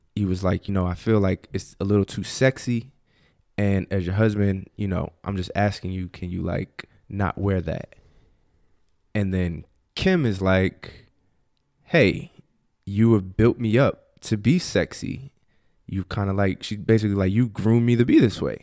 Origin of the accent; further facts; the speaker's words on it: New Jersey, United States; now in DMV area, United States; I'm from Jersey